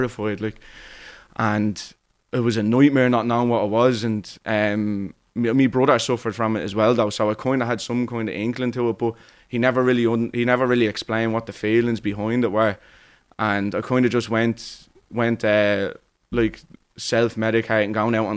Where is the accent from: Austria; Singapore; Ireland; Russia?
Ireland; Dublin, Leinster; I'm from Cabaret. I'm always lived there my whole life